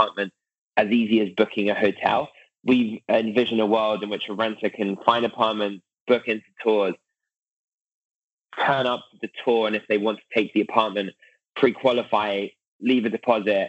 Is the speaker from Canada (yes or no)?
no; United Kingdom; moved away as an adult; now in Silicon Valley, United States; as a British person moving to Silicon Valley in 2012